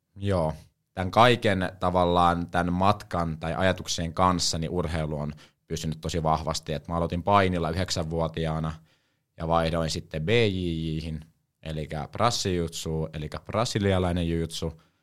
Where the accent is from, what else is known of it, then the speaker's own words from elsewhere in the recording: Helsinki, Uusimaa, Finland; now in Savonlinna, Finland; mä oon Helsingistä, eli Hesoist, niin kuin tää päin sanotaan, mutta oikeasti mä oon stadista.